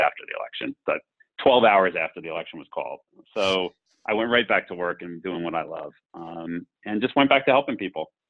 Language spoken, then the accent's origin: English; Berks and Lancaster County, South Central Pennsylvania, United States; as a son of Berks in Lancaster County, so, you know, the real breadbasket uh, of the state in, in South Central Pennsylvania